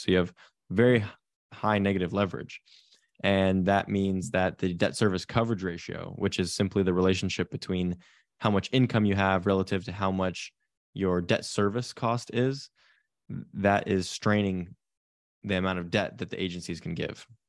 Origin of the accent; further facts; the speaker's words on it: Silicon Valley, California, United States; I grew up in Silicon Valley, California, in a real estate family.